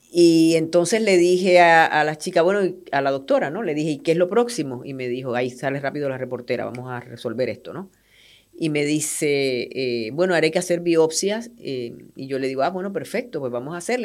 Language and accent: Spanish; Puerto Rico; moved away; yo soy puertorriqueña